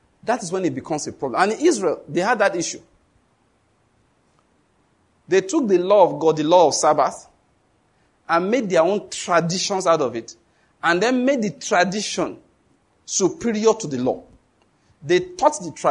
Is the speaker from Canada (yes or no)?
no; Western Nigeria, Nigeria; I was born in Western Nigeria, grew up there